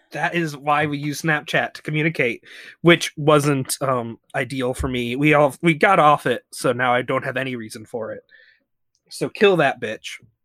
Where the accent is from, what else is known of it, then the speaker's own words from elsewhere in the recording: the South, United States; I'm an American man